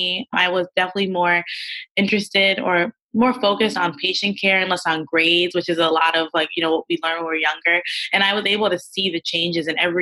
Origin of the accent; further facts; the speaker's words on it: Teaneck, New Jersey, United States; I'm from Teaneck, New Jersey